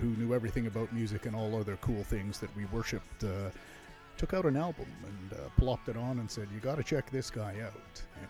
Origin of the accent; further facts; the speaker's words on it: Whitehorse, Yukon, Canada; now in Toronto, Canada; I'm originally from Whitehorse, Yukon Territory.